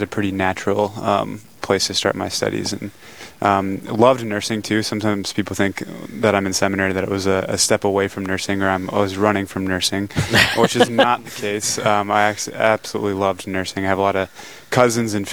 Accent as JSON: {"language": "English", "town": "Rochester", "region": "Minnesota", "country": "United States", "tie": "born or raised there", "said": "I was born and raised in Rochester, Minnesota, so just down the road here"}